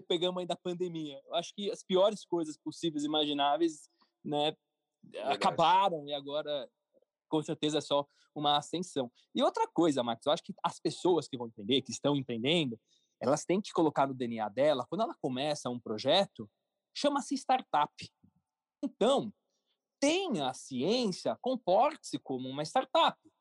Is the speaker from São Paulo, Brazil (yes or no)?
yes; São Paulo, Brazil; also born or lived in Florianópolis; Eu sou de São Paulo, paulistano, morei um ano e meio em Florianópolis, voltei para São Paulo